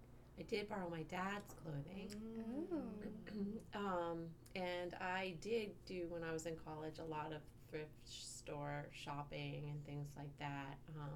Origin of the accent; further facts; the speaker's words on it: North Carolina, United States; also born or lived in New England; we moved from New England to North Carolina. Everybody was wearing wide whales and, you know, preppy stuff, and I was in tough skins and, you know, whatever. This, you know, so there was a big chunk of my youth there.